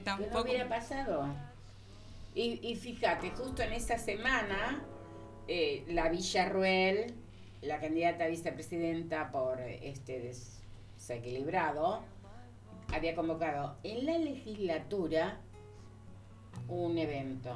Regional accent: Argentina; nosotros y nosotras tuvimos una etapa como argentinos y argentinas

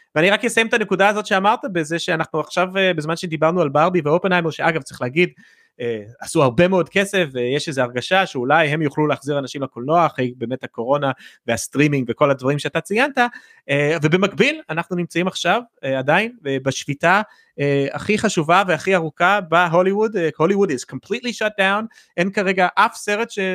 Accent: United States; בתור אמריקאי

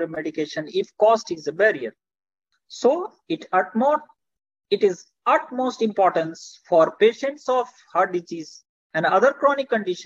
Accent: Bhagalpur, Bihar, India; I am from Bhagalpur in the state of Bihar

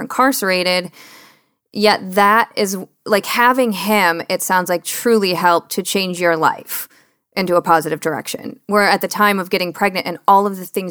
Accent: suburb of Detroit, Michigan, United States; I was born and raised in a suburb of Detroit, not in Detroit proper.

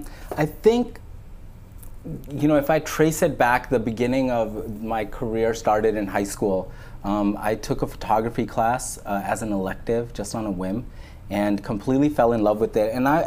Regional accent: New York, United States; I grew up in New York in Coney Island. So I grew up like around Neptune Avenue. So it's a big Pakistani community there, and there's two masjids like in like a close radius.

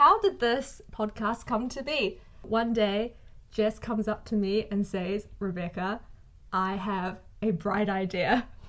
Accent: New Zealand; also born or lived in China; I was born in China and I came to New Zealand when I was 4 years old.

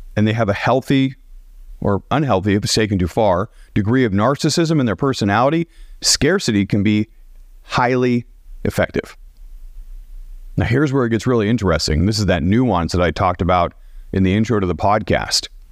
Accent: Portland, Oregon, United States; moved away as an adult; also born or lived in Dallas, United States; I grew up in Portland

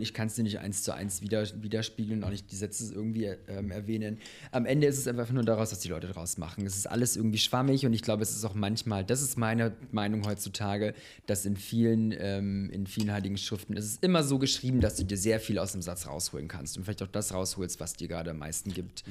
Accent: Munich, Bavaria, Germany; moved away as an adult; also born or lived in Bosnia; now in Berlin, Germany; Ich bin in äh, München geboren.

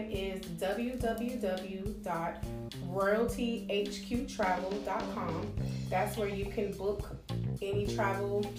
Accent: Miami, Florida, United States; I was born and raised in Miami, Florida. I'm the youngest of four.

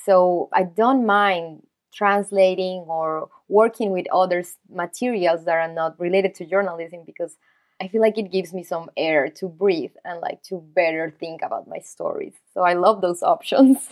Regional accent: Colombia; moved away as an adult; also born or lived in New York; since I am not from the U S, I'm actually from Colombia

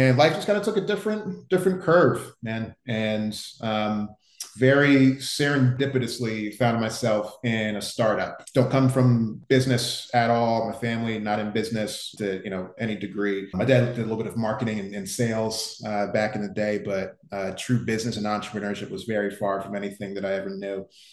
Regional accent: New Jersey, United States; moved away as an adult; also born or lived in Philadelphia, Pennsylvania / New Brunswick, New Jersey / New York; now in Miami, United States; So I'm from the Northeast originally, born in Philly, grew up in South Jersey.

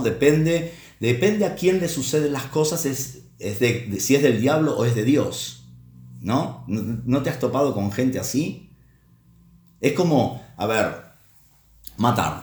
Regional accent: Uruguay; de Uruguay, el país de donde soy.

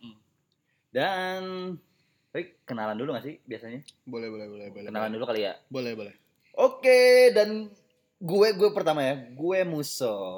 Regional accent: Java, Indonesia; Saya Jawa, Jawa, sih sih.

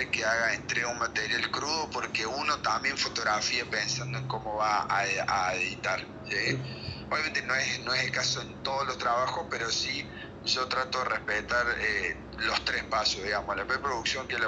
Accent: Córdoba, Argentina; Yo soy zona sur de Córdoba, capital, y Ampla es zona norte

